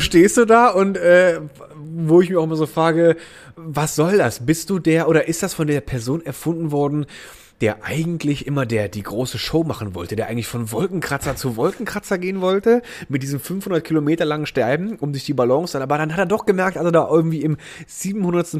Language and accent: German; Germany; da wo ich aufgewachsen bin, das war ja am Rhein